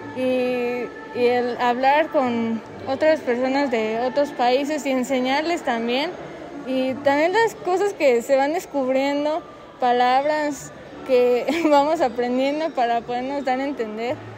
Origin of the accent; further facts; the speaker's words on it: Mexico City, Mexico; also born or lived in Morelos; Soy de la Ciudad de México y de Morelos